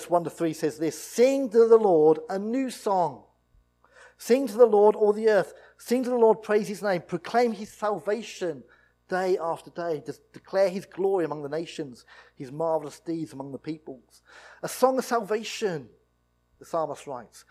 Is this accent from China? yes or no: no; United Kingdom; We're British, and we're in the church